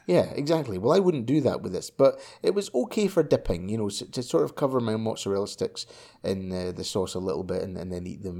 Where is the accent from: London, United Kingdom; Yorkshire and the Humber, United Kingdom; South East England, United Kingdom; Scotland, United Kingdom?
Scotland, United Kingdom; when I was a kid, right, when I was young, you know, like five, um, like five years old, I was in primary school, right? And, um, it being Scottish